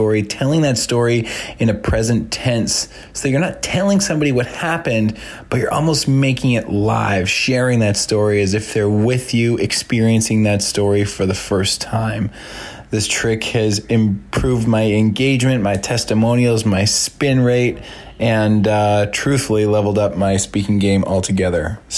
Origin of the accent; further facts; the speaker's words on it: Vancouver, British Columbia, Canada; I am from Vancouver, British Columbia, Canada.